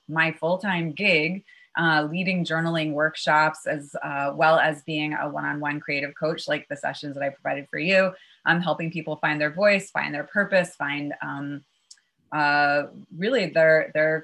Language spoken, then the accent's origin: English; New York City, New York, United States; also born or lived in Chappaqua, New York; I had one parent up in Westchester in a town called